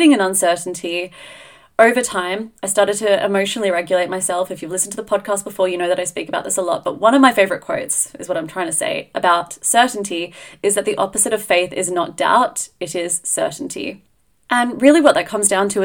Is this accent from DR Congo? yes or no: no; Australia; now in Edinburgh, United Kingdom; being Australian